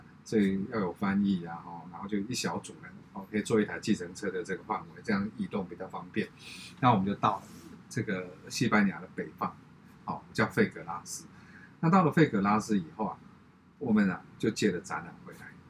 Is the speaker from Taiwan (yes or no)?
yes; Taiwan; 因为我看完以后我很骄傲，我要告诉人家我是台湾人。